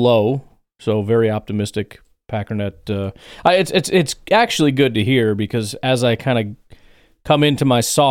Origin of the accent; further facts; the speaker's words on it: Chicago, Illinois, United States; I grew up in Illinois, so Chicago